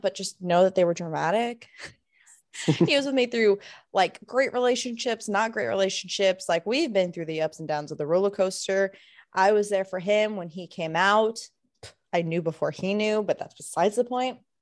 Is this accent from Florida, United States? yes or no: yes; Florida, United States; moved away; we're both originally from Florida